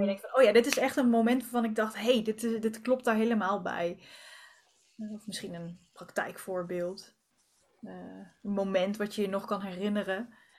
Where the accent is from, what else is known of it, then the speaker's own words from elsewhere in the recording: Arnhem, Gelderland, Netherlands; ik kom uit Arnhem, dus ik zit altijd aan de andere kant van Nederland